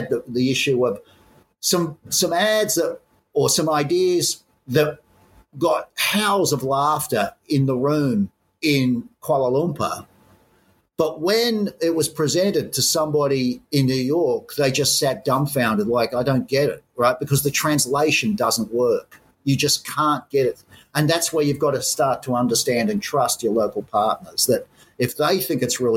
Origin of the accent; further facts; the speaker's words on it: Sydney, New South Wales, Australia; moved away as an adult; growing up in Australia, my father was Irish